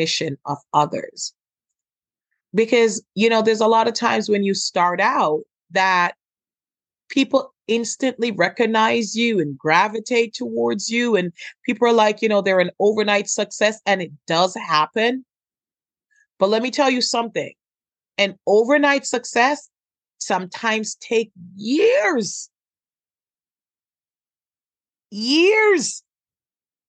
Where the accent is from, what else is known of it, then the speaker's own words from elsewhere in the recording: Jamaica; I'm Jamaican